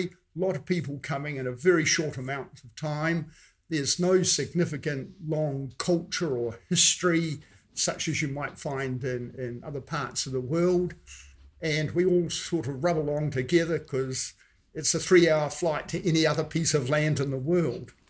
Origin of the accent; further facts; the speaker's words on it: New Zealand; I have been around all my life in New Zealand, with a few trips overseas